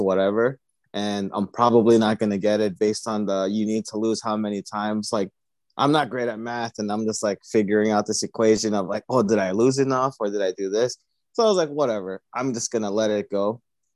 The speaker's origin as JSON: {"language": "English", "country": "Philippines", "said": "I'm from the Philippines"}